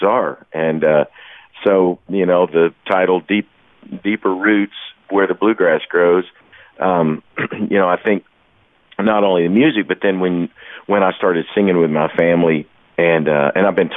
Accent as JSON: {"language": "English", "region": "Kentucky", "country": "United States", "tie": "born or raised there", "said": "first sounds I remember as a little boy growing up in Kentucky"}